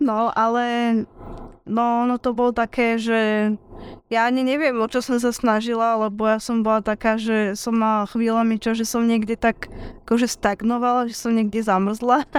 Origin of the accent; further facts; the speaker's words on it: Trnava, Trnava Region, Slovakia; accent: Trnava dialect; ja som originál Trnavčanka aj s trnavským nárečím aj so všetkým, čo k tomu patrí